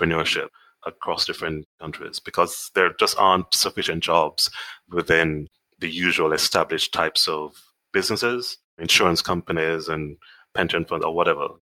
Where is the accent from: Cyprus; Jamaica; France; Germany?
Jamaica; Kingston; moved away as an adult; now in United Kingdom; I'm Jamaican. I grew up in a little town called Kingston, which is the capital of the country.